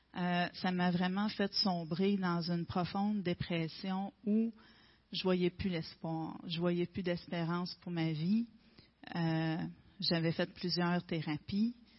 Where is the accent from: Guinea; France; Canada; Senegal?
Canada; Gaspésie, Quebec; Je suis native de la Gaspésie.